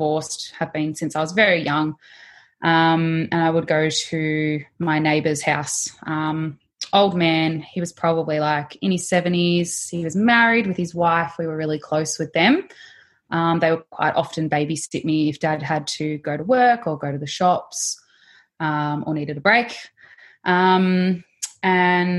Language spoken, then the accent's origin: English; Melbourne, Victoria, Australia; also born or lived in Mornington Peninsula; Melbourne girl, living Mornington Peninsula area